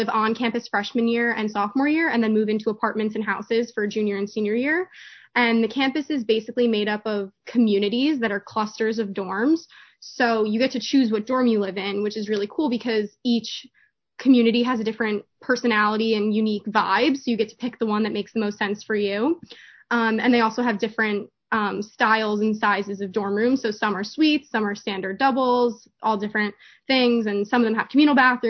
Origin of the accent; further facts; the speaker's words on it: Livingston, New Jersey, United States; I'm from Livingston, New Jersey.